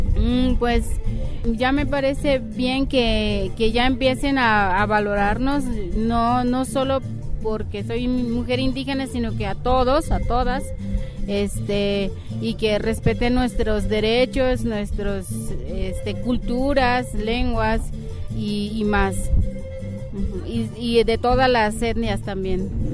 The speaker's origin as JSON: {"language": "Spanish", "region": "Chiapas", "country": "Mexico", "moved": "yes", "said": "vengo de la etnia Tzotzil del estado de Chiapas"}